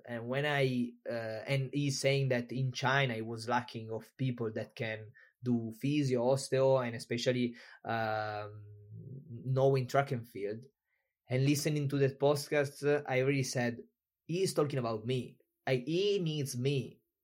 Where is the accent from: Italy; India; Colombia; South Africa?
Italy; moved away as an adult; also born or lived in Tenerife, Spain; I'm from Italy.